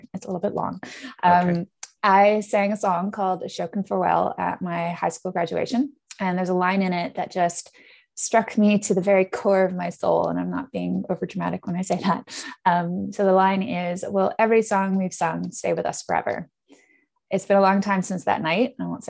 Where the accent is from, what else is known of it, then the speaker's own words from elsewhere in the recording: Netherlands; also born or lived in Canada; now in United Kingdom; So originally I'm from Canada, but I'm also British. I grew up in the Netherlands, going to a Dutch school and then the American School of The Hague before coming over to the UK for university